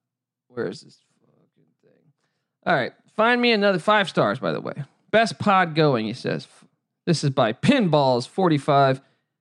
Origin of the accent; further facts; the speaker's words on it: Washington, District of Columbia, United States; now in Los Angeles, United States; It's like, …, where are you from? Oh, I'm from Washington, D.C.